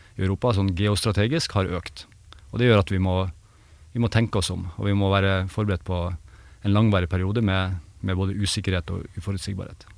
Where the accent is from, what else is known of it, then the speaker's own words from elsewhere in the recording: Bjerkvik, Nordland, Norway; hjembygda mi, altså Bjerkvik